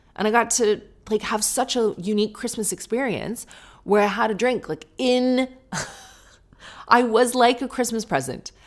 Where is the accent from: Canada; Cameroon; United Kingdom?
United Kingdom; I'm being British